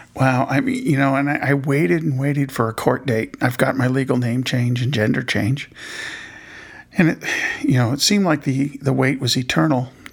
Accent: Indianapolis, Indiana, United States; I was born in Indianapolis

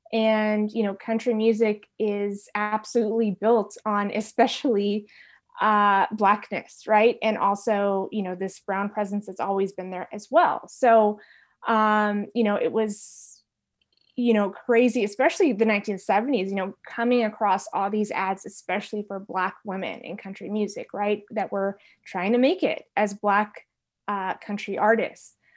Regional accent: San Francisco Bay Area, Northern California, United States; I'm from, uh, Northern California, from the San Francisco Bay Area

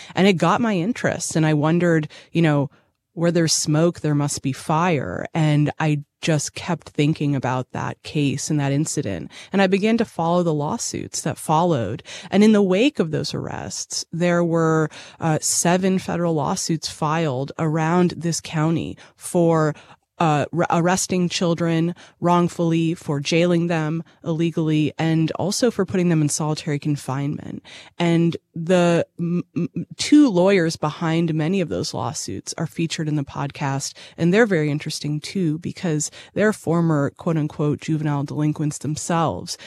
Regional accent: Boston, Massachusetts, United States; moved away as an adult; also born or lived in Chicago; now in Nashville, United States; I'm from Boston by way of Chicago, and I came to Nashville, uh, in two thousand sixteen.

